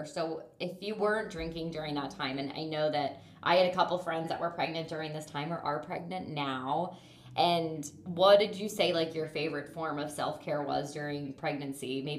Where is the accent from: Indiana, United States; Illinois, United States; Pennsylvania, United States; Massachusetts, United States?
Pennsylvania, United States; because now I moved back to my hometown in Pennsylvania at the end of August because he joined the Navy.